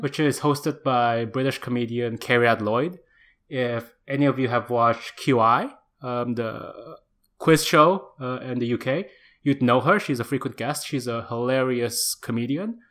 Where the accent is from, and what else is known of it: Indonesia; born or raised there; moved away as an adult